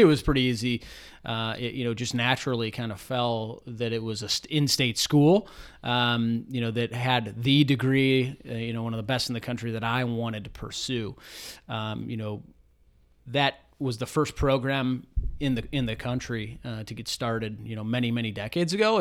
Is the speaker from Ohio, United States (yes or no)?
yes; South Euclid, Ohio, United States; Grew up not too far from, from here, from our office in South Euclid, Ohio, so east side of, of Cleveland